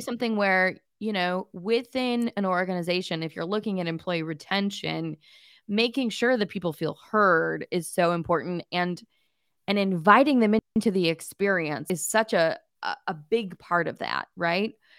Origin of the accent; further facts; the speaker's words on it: Pasadena, California, United States; I'm from Pasadena